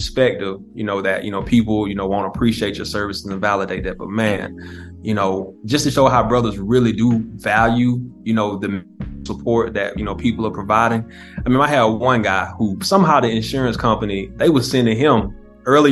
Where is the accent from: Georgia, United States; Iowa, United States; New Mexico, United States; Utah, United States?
Georgia, United States; South; I grew up in Georgia